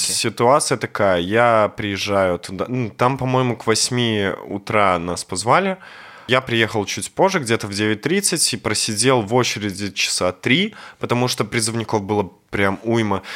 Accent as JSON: {"language": "Russian", "country": "Belarus", "said": "мы белорусы"}